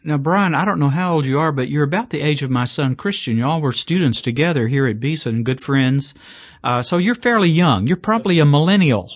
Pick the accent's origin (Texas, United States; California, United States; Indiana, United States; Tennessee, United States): Tennessee, United States; Chattanooga; now in Birmingham, United States; my hometown, Chattanooga, Tennessee